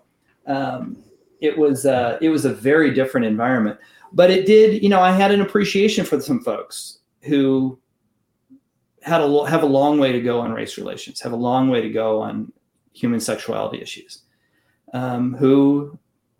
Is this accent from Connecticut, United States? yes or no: no; Kansas City, Kansas, United States; I was appointed to Trinity in Kansas City, Kansas. I had a chance to come home to my hometown